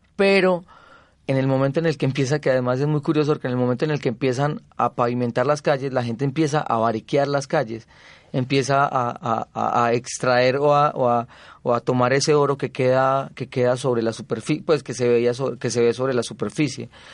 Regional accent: Zaragoza, Antioquia, Colombia; born or raised there; moved away; also born or lived in Medellín

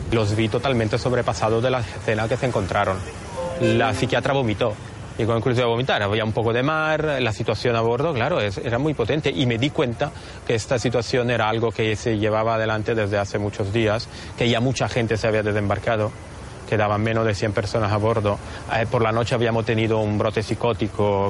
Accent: Italy; llevo un poco también a la oficina de Roma, siendo italiano

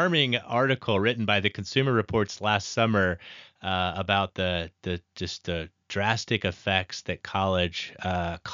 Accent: Nebraska, United States; I come from Nebraska

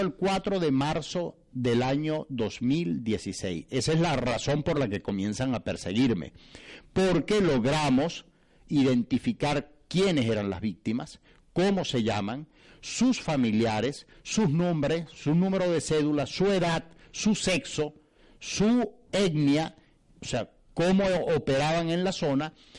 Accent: Bolívar, Venezuela; es el área donde yo nací, es el área donde yo crecí, es el área donde yo me desarrollé. En esa oportunidad yo era concejal y era secretario general de la causa R en el estado, Bolívar

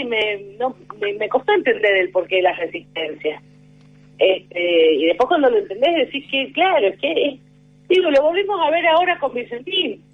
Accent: San Juan, Argentina; yo soy de San Juan

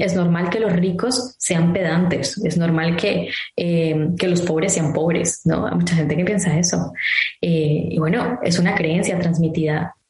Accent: Colombia; moved away; yo soy colombiana

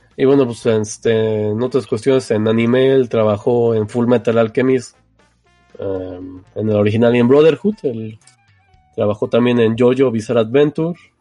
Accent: Mexico; somos de México

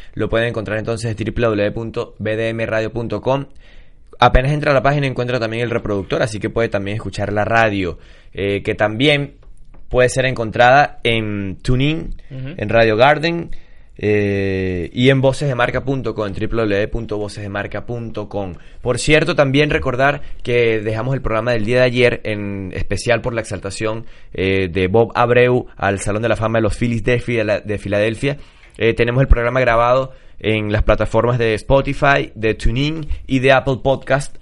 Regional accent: Venezuela; somos venezolanos

